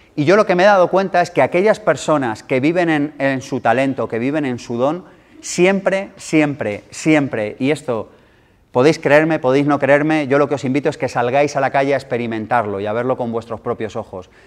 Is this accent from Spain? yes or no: yes; Madrid, Community of Madrid, Spain; nací en el 78 en Madrid